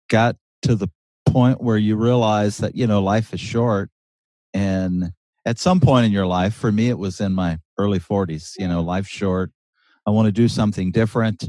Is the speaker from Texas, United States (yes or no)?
no; South Louisiana, United States; moved away as an adult; now in Oregon, United States; I'm from South Louisiana, so it's very flat, it's wet, it's hot, it's humid